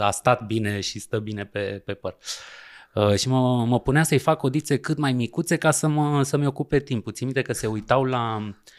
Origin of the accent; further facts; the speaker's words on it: Romania; moved away as an adult; also born or lived in France; noi, ca români